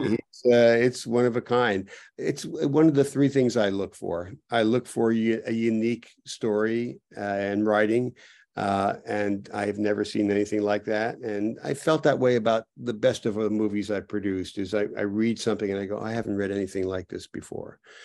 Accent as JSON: {"language": "English", "region": "New Jersey", "country": "United States", "tie": "born or raised there", "also_born_or_lived": "New York", "moved": "yes", "said": "I grew up in New Jersey and came to New York"}